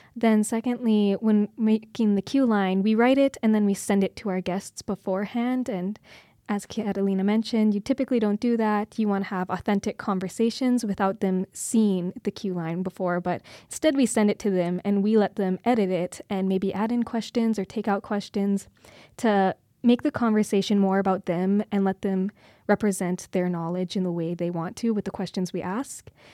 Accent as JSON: {"language": "English", "town": "Kindersley", "region": "Saskatchewan", "country": "Canada", "tie": "born or raised there", "moved": "yes", "lives_now": "Calgary, Canada", "said": "I'm from originally a little small town outside of Kindersley, Saskatchewan. I grew up on a farm."}